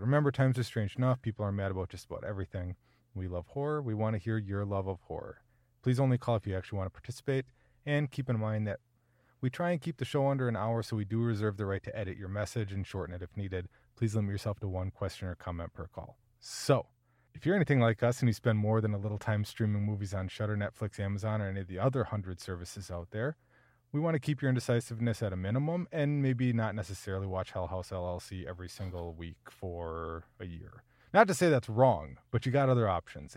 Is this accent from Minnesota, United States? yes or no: yes; Minnesota, United States; I'm a Minnesotan